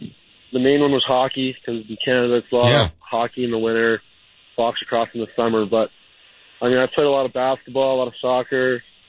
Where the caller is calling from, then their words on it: Chicago, Illinois, United States; Right now I'm actually calling you from Chicago, but I live in Denver for the season.